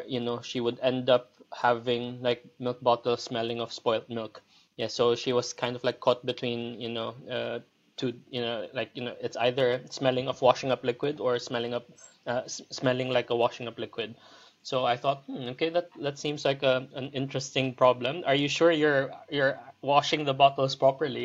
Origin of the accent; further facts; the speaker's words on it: Philippines; moved away as an adult; also born or lived in Liverpool, United Kingdom / Leeds, United Kingdom; now in London, United Kingdom; I'm originally from the Philippines. I moved over here to the UK back in 2006.